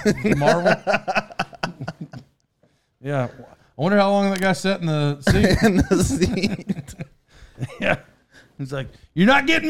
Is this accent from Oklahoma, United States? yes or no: yes; Locust Grove, Oklahoma, United States; Growing up in Locust Grove, my dad worked in the industrial park in like Pryor, Oklahoma.